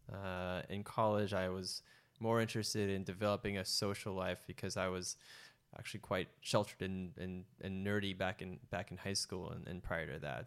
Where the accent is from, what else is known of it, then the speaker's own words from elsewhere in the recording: San Francisco, California, United States; I grew up an only child to two immigrant parents from Indonesia and Malaysia. I was born in San Francisco